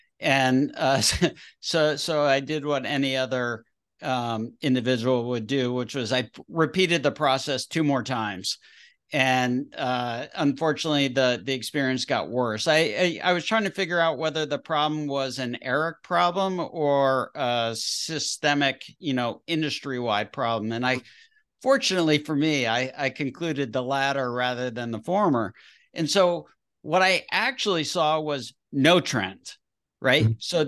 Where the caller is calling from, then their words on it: Nashville, Tennessee, United States; Nashville, Tennessee, also known as Music City and also known as the healthcare capital of the world.